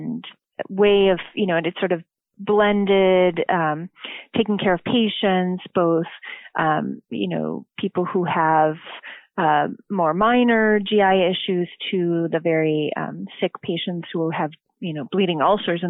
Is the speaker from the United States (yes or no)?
yes; Chicagoland area, Illinois, United States; I'm originally from the Chicagoland area, northern suburb